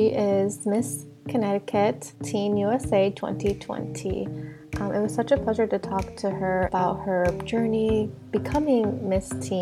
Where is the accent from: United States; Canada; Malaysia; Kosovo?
Kosovo; I'm from Kosovo.